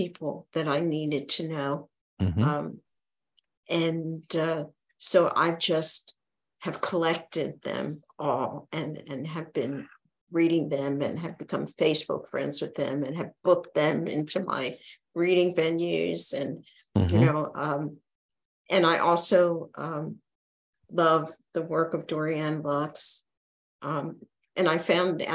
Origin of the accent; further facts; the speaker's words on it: Philadelphia, Pennsylvania, United States; I grew up in Philadelphia, as I said, and I went to Northeast High School